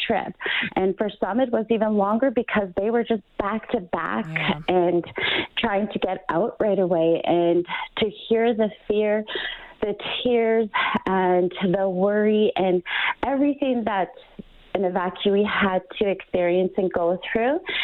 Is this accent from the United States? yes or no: no; Fort Good Hope, Northwest Territories, Canada; I am from Fort Good Hope, Northwest Territories